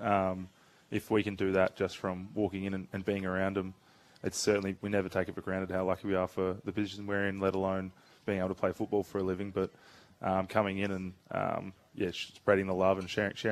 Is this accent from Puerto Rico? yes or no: no; Perth, Western Australia, Australia; now in Melbourne, Australia; I grew up in Perth